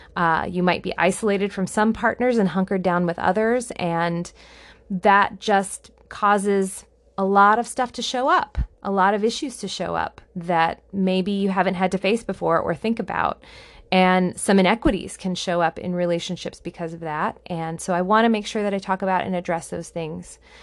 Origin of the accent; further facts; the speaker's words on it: United States; I am an American